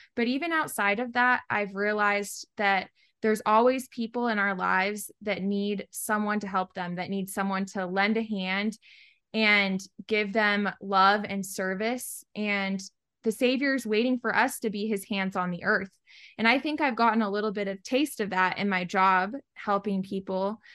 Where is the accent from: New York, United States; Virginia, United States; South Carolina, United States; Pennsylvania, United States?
Virginia, United States; moved away; I'm originally from Virginia on the East Coast, just a little town about forty-five minutes southwest of D C